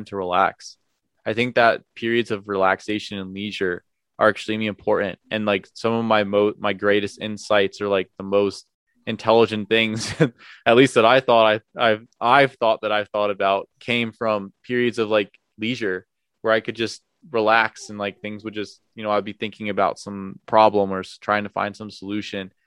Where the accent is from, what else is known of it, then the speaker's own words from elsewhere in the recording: New Jersey, United States; I'm from New Jersey